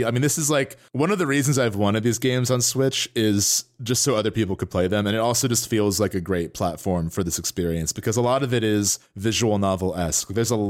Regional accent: New Jersey, United States; we are both from Northern New Jersey. We're very close to New York by train.

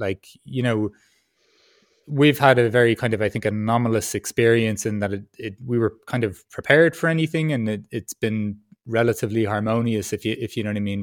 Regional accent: Ireland; accent: Irish; also born or lived in Peru; now in Berlin, Germany; my Irish accent

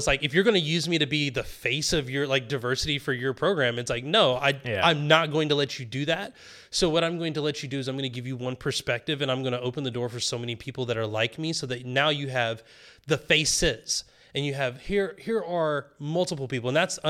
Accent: the South, United States; Like I grew up in the South. Like I grew up in like the backwoods South, like the country South

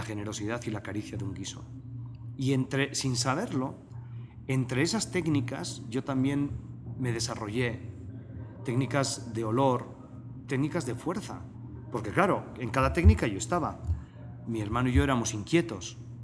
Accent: Basque Country, Spain; moved away as an adult; also born or lived in Biarritz, France; now in Mexico; Y el País Vasco fue parte fundamental de mi crecimiento, además un crecimiento fronterizo

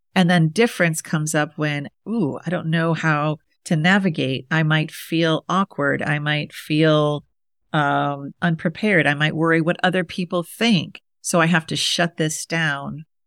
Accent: Midwest, United States; I'm from the Midwest, so I could talk to my Midwestern people

